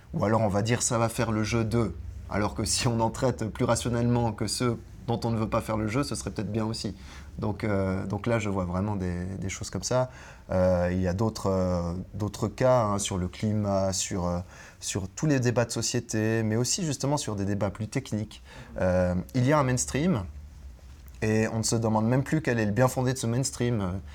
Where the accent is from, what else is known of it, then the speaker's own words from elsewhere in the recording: French-speaking Switzerland, Switzerland; proche de chez nous, proche de chez moi, en Suisse romande